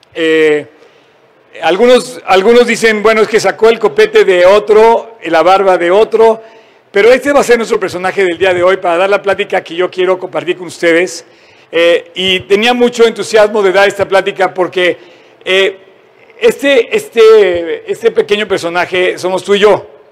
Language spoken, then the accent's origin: Spanish; Mexico; somos mexicanos